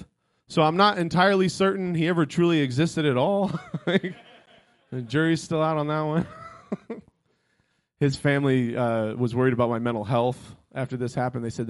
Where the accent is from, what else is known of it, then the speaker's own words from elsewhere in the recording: Florida, United States; moved away; I grew up in Florida.